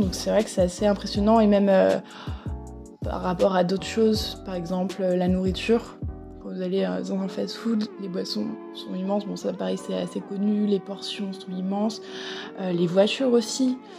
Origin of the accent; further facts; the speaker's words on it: France; accent: French; moved away as an adult; now in New York, United States; avec mon accent, ça doit se voir que je suis française